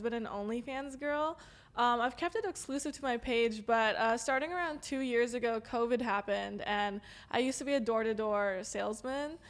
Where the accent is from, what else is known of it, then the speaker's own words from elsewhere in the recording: Los Angeles, California, United States; accent: valley girl; I'm LA native